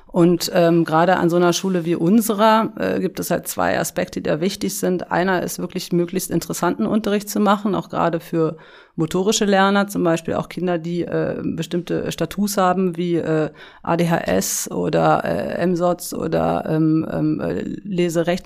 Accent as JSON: {"language": "German", "region": "Berlin", "country": "Germany", "tie": "born or raised there", "said": "ich bin in Berlin äh, aufgewachsen, in Schöneberg"}